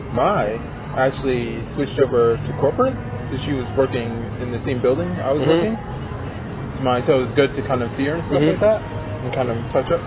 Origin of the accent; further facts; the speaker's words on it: Seoul, South Korea; So, my pop said soul, and my mom was from Seoul, so, well, I'm technically from Seoul, too, but so it's kind of a little play on that.